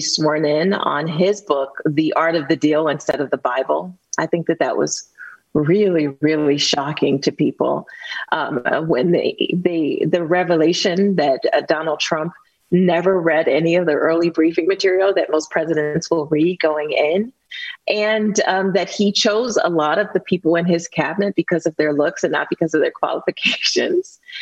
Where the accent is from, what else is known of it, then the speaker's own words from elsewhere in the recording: Youngstown, Ohio, United States; a little girl with learning disabilities growing up in the Westlake projects